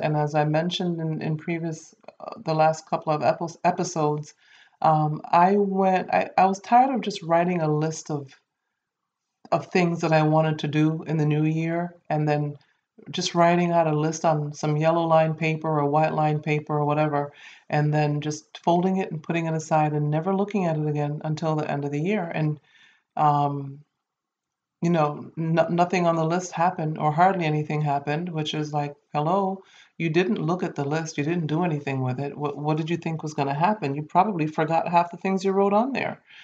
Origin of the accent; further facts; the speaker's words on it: Saint Kitts, St. Kitts & Nevis; my home country, um, St. Kitts and Nevis